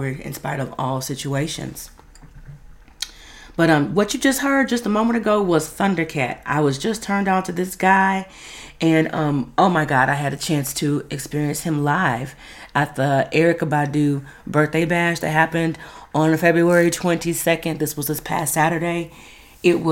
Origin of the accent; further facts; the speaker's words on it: Dallas, Texas, United States; Oak Cliff, that's my hood